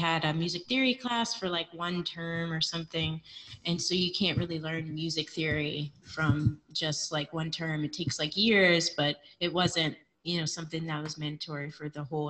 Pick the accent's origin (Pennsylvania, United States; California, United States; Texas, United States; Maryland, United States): Pennsylvania, United States; Harrisburg; moved away; I grew up in Harrisburg, Pennsylvania